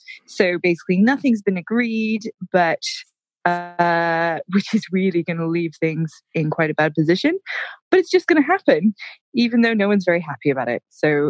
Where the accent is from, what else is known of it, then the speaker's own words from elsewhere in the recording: United States; now in United Kingdom; I've now been in the UK for it's about 14 years now, and I know that long, right? And my accent, I do quite English because I've been over here for so long, but then as soon as I speak to an American, I do go more American.